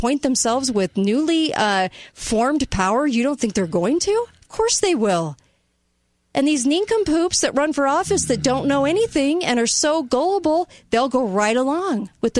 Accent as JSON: {"language": "English", "country": "United States", "said": "I'm an American"}